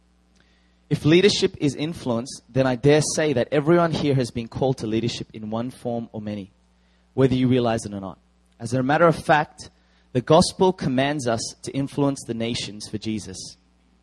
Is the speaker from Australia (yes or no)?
yes; Australia; I am Korean Australian.